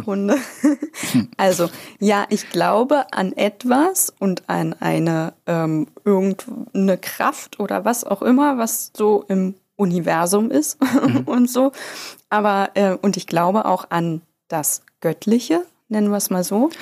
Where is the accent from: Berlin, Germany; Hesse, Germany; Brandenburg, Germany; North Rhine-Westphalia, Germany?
Brandenburg, Germany; Bad Saarow; moved away; Ich bin ja in Bazzaro geboren